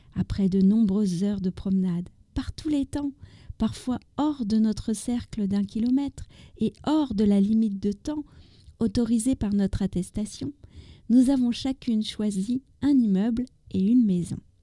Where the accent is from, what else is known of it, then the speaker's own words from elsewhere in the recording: France; also born or lived in near Paris; je suis française, j'habite